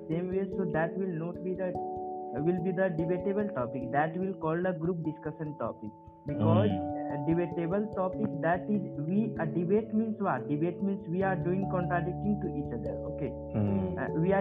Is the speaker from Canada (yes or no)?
no; Jharkhand, India; from Jharkhand